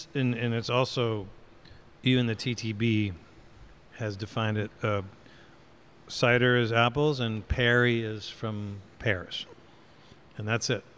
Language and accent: English; Michigan, United States; moved away; my mother's in town from Michigan, my home state